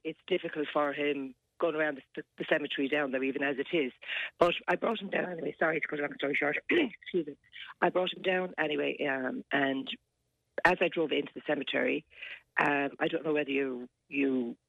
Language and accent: English; Clonmel, Munster, Ireland; also born or lived in Waterford City; now in Waterford, Ireland; Well, I live in Waterford City. My dad lives in Clonmel. I'm originally from Clonmel.